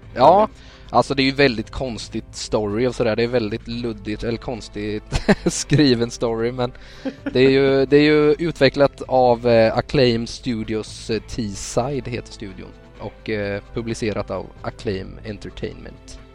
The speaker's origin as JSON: {"language": "Swedish", "town": "Västervik", "region": "Kalmar County", "country": "Sweden", "moved": "yes", "said": "Jag kommer ju från Västervik från början"}